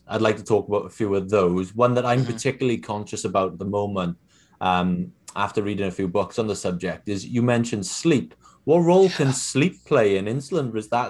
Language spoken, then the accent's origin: English; United Kingdom; I'm British